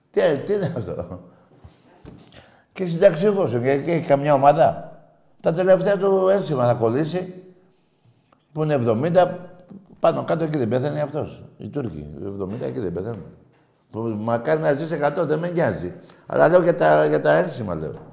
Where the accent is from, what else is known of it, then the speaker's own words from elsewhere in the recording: Greece; ε, είμαστε Έλληνες. Να διαφωνούμε όπως διαφωνούμε εδώ.